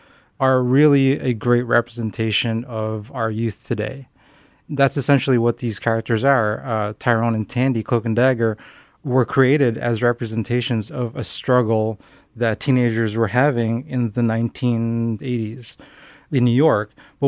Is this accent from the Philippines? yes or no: yes; Philippines; You know, I was growing up in the Philippines, and we would only get one cartoon, essentially, a week to watch.